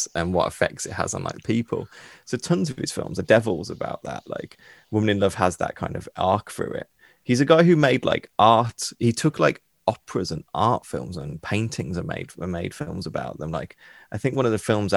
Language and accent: English; United Kingdom; being British